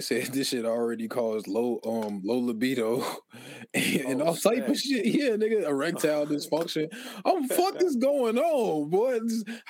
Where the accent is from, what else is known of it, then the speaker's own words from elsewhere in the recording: Philadelphia, Pennsylvania, United States; Don't forget I'm from West Philly.